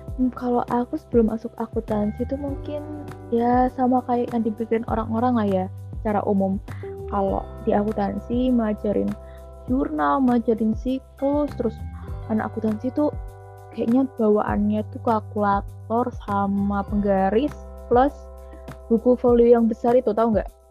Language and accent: Indonesian; Jombang, East Java, Indonesia; also born or lived in Solo; Aku aslinya dari Jombang, Jawa Timur.